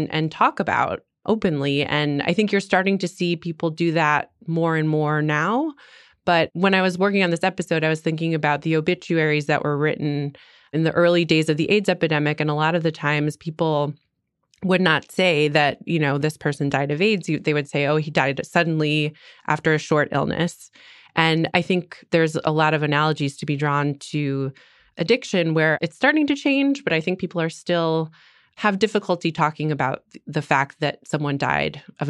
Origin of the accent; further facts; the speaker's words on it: Midwest, United States; moved away as an adult; also born or lived in East Coast; now in Washington, D.C., United States; when I was growing up in the Midwest